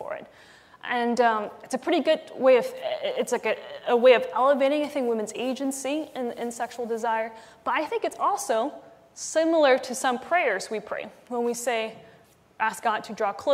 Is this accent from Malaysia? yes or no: yes; Malaysia; when I was young, growing up in Malaysia